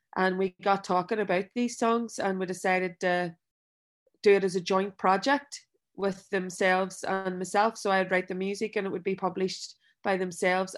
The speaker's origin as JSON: {"language": "English", "town": "Belfast", "region": "Northern Ireland", "country": "United Kingdom", "tie": "born or raised there", "said": "I grew up in West Belfast"}